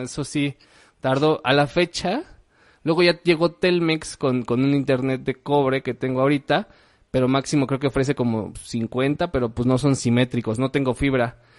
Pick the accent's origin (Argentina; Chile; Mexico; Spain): Mexico; Mexico City; moved away as an adult; also born or lived in Querétaro, Mexico; yo me reconozco a mí mismo como chilango de nacimiento, ¿no? Neoqueretano porque me mudé a la ciudad de Querétaro